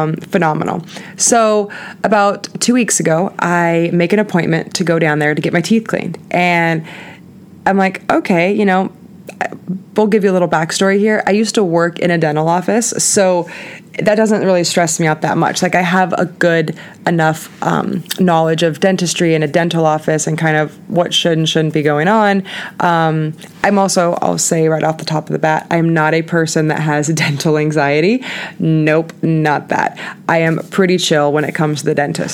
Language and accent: English; Southern California, United States; moved away as an adult; also born or lived in San Diego, United States / Denver, United States; born and raised in Southern California